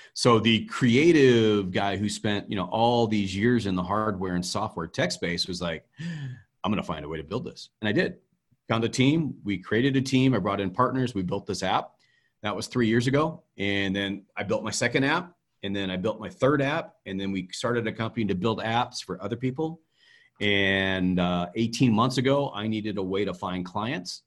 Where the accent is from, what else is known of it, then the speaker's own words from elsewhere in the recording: Idaho, United States; Growing up in Idaho, in the day and age that we lived in, there were no black people